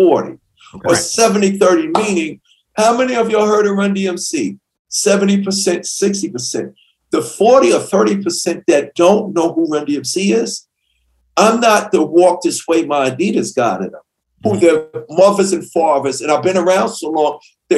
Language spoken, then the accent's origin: English; New York City, New York, United States; I grew up in Queens